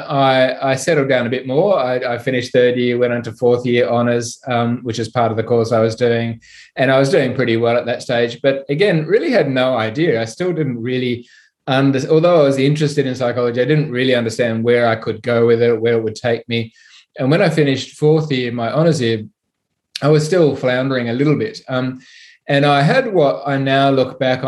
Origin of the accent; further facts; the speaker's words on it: Sydney, New South Wales, Australia; I'm from Sydney